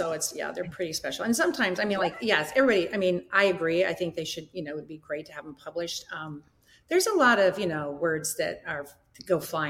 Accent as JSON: {"language": "English", "region": "Iowa", "country": "United States", "said": "Bruce played at Iowa. We're from Iowa."}